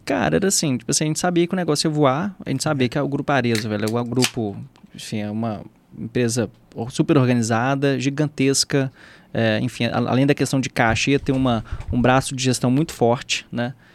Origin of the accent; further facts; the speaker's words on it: Minas Gerais, Brazil; accent: mineiro; o mineiro é um pouco disso, até porque o nosso sotaque, ele é muito óbvio